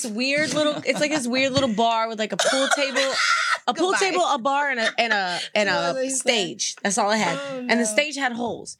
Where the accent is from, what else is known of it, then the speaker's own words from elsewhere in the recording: Arkansas, United States; I'm from Arkansas